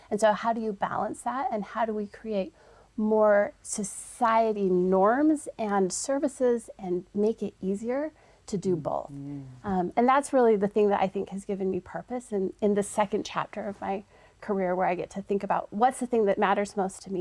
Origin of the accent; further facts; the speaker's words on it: Holladay, Utah, United States; I once was one of those juniors and senior girls growing up here in the state of Utah. Um, I grew up